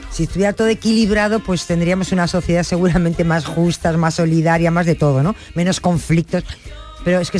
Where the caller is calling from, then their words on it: Seville, Andalusia, Spain; de Sevilla.